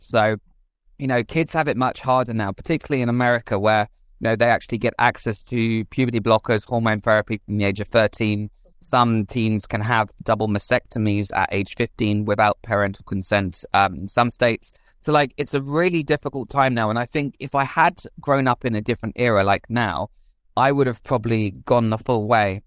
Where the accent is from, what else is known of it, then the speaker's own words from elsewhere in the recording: England, United Kingdom; I grew up outside London in the countryside.